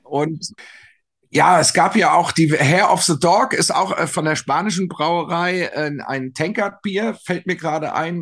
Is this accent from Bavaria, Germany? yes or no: no; Frankfurt, Hesse, Germany; wir sagen ja hier in Frankfurt, Unkraut vergeht nicht